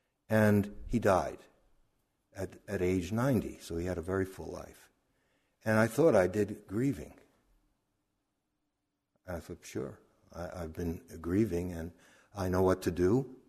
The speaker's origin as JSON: {"language": "English", "town": "Brooklyn", "region": "New York", "country": "United States", "tie": "born or raised there", "said": "We grew up in near Coney Island, Brooklyn and the Atlantic Ocean."}